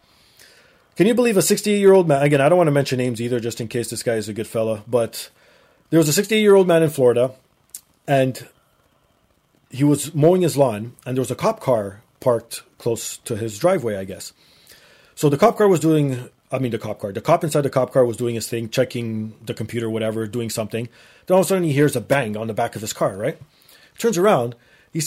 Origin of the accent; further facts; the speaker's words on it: Toronto, Ontario, Canada; I'm a Canadian